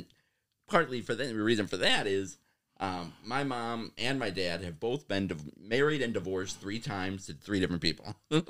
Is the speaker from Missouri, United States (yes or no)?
no; Waukegan, Illinois, United States; now in Oshkosh, United States; So growing up … That was I grew up in Northern Illinois. The very Italian family on my dad's side.